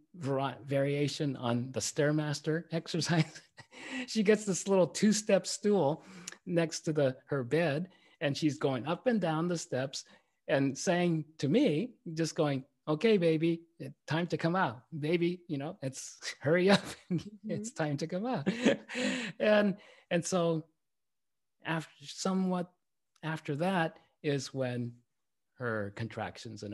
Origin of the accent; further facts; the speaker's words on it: Tokyo, Japan; moved away as an adult; also born or lived in Berkeley, California; I was growing up in Tokyo, Japan